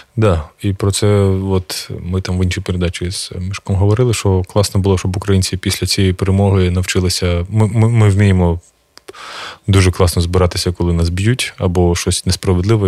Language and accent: Ukrainian; Kharkiv Oblast, Ukraine; я сам з Харківщини